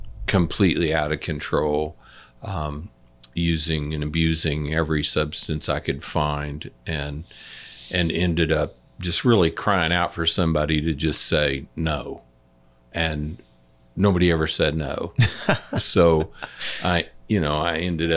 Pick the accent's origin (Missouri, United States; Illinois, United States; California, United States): Missouri, United States; Liberty; I grew up in Liberty